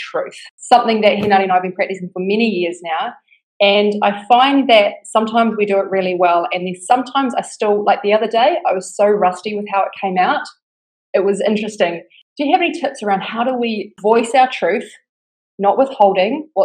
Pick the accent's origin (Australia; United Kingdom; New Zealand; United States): New Zealand; accent: New Zealand; now in Bali, Indonesia; Right now I'm in Bali, but I'm from New Zealand.